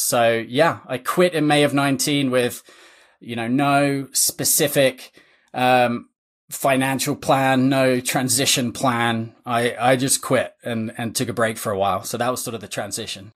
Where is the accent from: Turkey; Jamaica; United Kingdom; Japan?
United Kingdom; England; moved away as an adult; now in United States; I'm originally from England, uh, came to play college tennis